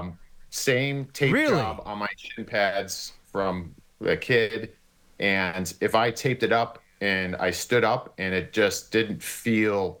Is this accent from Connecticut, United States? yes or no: no; Cleveland, Ohio, United States; I grew up in Cleveland, Ohio